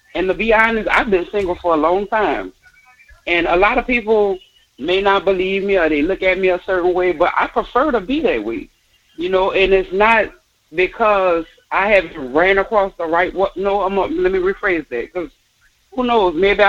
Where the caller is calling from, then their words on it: Harvey, United States; I'm calling from Harvey.